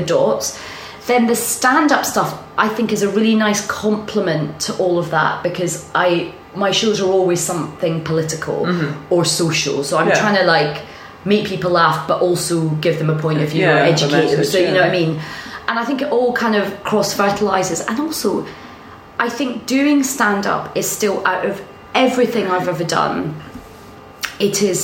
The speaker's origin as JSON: {"language": "English", "region": "Scotland", "country": "United Kingdom", "moved": "yes", "lives_now": "London, United Kingdom"}